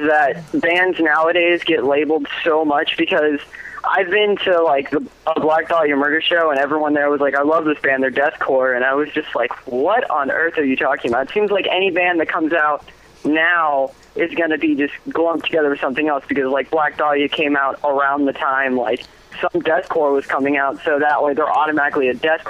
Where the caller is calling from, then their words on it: Florida, United States; I'm from Florida.